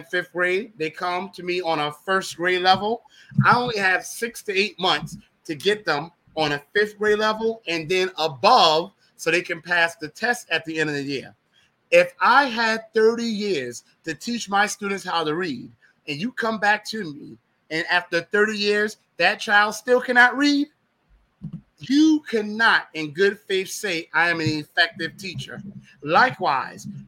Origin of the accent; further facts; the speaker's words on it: Savannah, Georgia, United States; I was born in Savannah, Georgia, but my family lineage is Gullah Geechee